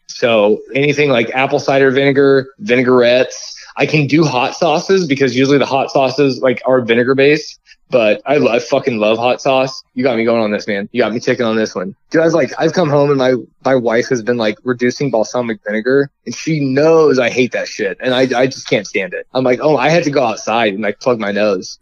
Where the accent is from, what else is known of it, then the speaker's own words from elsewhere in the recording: Indiana, United States; I'm from Indiana, so like I grew up like everybody like my uh, dad and stuff listened to like country western